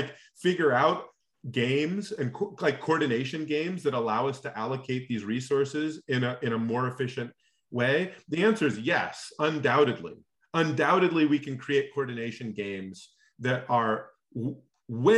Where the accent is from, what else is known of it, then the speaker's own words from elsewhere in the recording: Alaska, United States; I grew up in Alaska